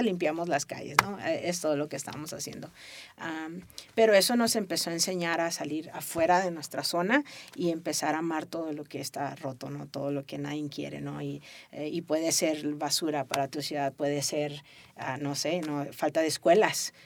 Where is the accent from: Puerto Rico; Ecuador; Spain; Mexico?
Mexico; Tijuana, Baja California; yo crecí en Tijuana, ¿no? Tijuana me abrazó